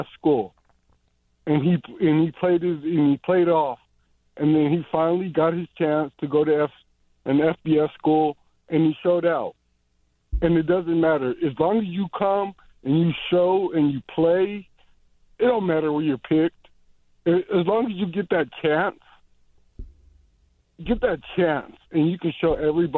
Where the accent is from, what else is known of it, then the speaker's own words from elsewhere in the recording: Texas, United States; I'm from Texas